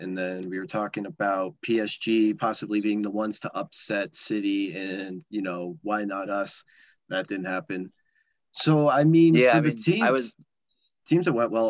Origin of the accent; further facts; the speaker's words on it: United States; as an American